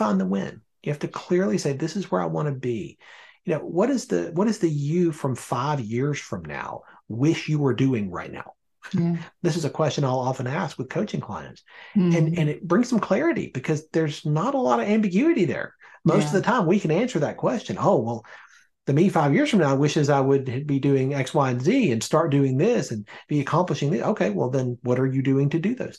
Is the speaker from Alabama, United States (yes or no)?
yes; Birmingham, Alabama, United States; moved away as an adult; now in Northern Virginia, United States; I was born and raised in Birmingham